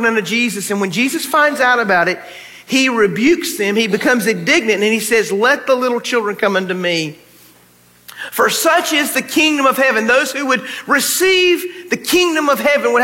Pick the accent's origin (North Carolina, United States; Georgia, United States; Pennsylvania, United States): North Carolina, United States; now in Texas, United States; when I was growing up in North Carolina